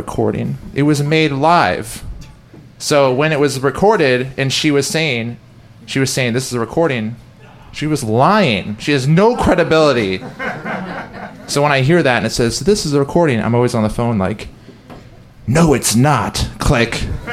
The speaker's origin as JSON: {"language": "English", "town": "Tigard", "region": "Oregon", "country": "United States", "tie": "born or raised there", "said": "I grew up in Tigard, Oregon"}